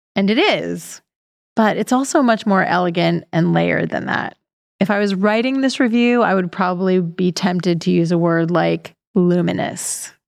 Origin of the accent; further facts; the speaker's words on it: Pennsylvania, United States; my hometown in Pennsylvania